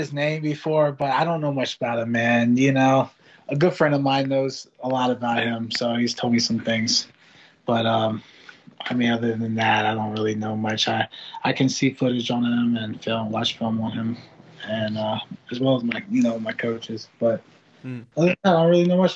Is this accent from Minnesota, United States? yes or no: no; Ohio, United States; my hometown